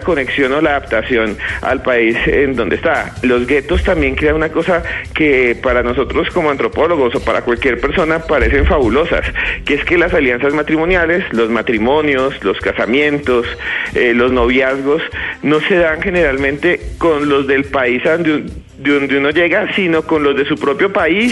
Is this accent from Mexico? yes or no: no; Colombia; Colombia también eh, exporta gente que somos nosotros mismos, colombianos